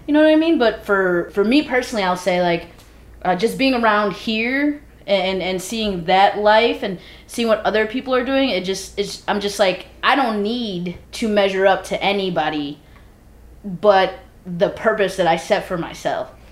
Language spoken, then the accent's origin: English; Midwest, United States; moved away; we're all from the Midwest